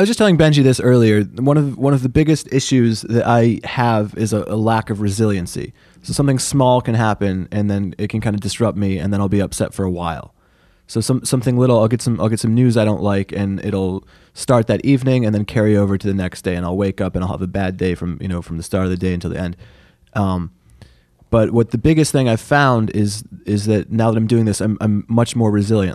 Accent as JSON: {"language": "English", "town": "Syracuse", "region": "New York", "country": "United States", "said": "I am from Syracuse"}